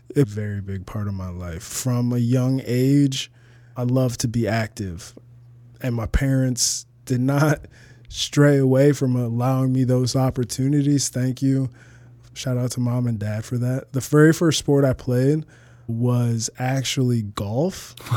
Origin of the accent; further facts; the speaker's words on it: Toledo, Ohio, United States; moved away as an adult; also born or lived in Arizona / Uganda (parents); now in Chicago, United States; I lived twenty-one years in Toledo, Ohio